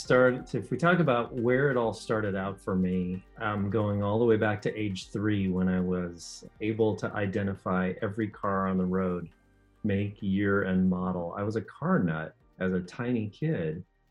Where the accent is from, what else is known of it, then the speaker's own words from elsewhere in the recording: Silicon Valley, California, United States; But I grew up in Silicon Valley